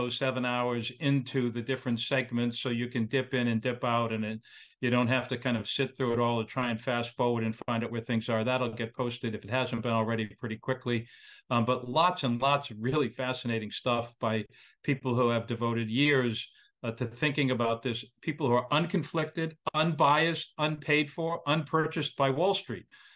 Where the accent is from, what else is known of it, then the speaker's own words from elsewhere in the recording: Worcester, Massachusetts, United States; moved away; also born or lived in Boston area, Massachusetts; I grew up in Worcester, Mass, and lived in the greater Boston area for a long time